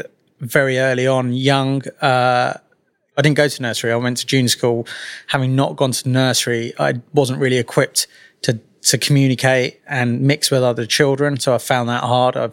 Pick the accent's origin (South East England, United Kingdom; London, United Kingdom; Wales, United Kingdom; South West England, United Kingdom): London, United Kingdom; Twickenham; accent: Mockney; also born or lived in Walsall; I was born in Walsall, which a lot of people don't know from this Mockney accent I now carry. I was very lucky that mum and dad moved to London when I was very young. They ended up in Twickenham